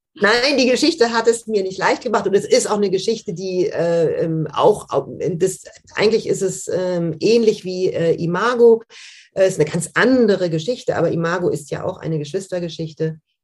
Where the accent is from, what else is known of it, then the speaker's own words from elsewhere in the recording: Düsseldorf, North Rhine-Westphalia, Germany; Ich bin im, im, in Düsseldorf aufgewachsen, im Rheinland